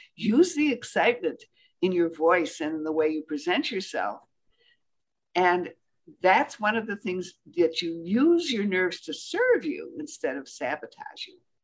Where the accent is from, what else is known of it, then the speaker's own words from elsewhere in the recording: Michigan, United States; I'm from Michigan